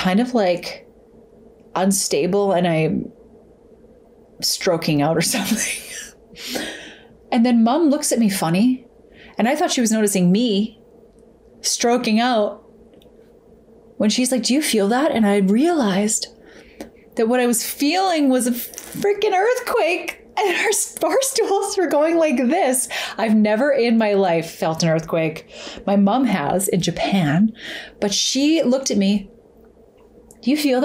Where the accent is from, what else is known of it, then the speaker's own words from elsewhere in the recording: Alberta, Canada; growing up in Alberta and when I was a kid